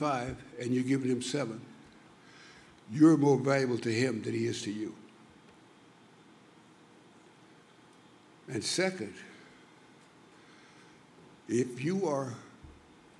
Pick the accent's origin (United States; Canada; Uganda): United States; Louisiana; I was born in Louisiana